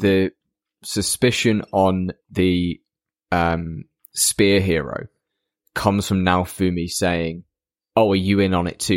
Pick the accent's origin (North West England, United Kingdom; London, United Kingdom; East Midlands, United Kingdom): East Midlands, United Kingdom; Lincoln